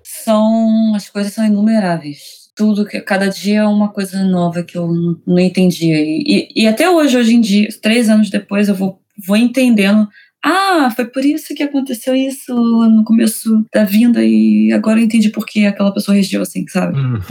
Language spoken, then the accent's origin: Portuguese; Rio de Janeiro, Brazil; moved away as an adult; now in Tokyo, Japan; Eu sou do Rio de Janeiro, mas eu atualmente moro aqui em Tóquio há quase três anos agora